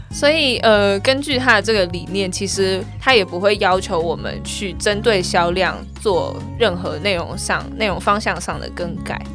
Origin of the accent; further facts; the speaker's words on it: Taiwan; 我们台湾人都有在用